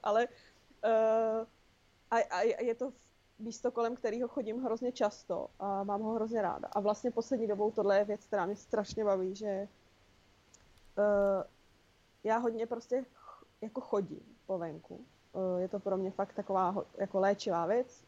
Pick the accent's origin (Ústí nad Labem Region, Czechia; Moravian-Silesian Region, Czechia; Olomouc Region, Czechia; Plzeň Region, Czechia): Olomouc Region, Czechia; Olomouc; now in Prague, Czech Republic; to sídliště, na kterém jsem vyrostla já v Olomouci